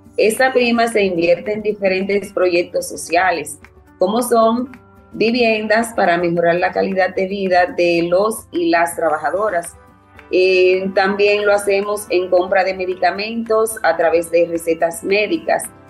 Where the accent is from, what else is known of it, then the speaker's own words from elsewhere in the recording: Dominican Republic; soy de República Dominicana y trabajo en la plantación Quelisa II